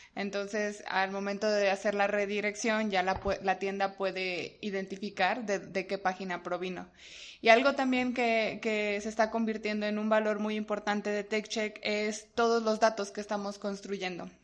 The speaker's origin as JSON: {"language": "Spanish", "region": "Mexico City", "country": "Mexico", "tie": "born or raised there", "said": "yo soy mexicana, eh, nacida aquí en la Ciudad de México"}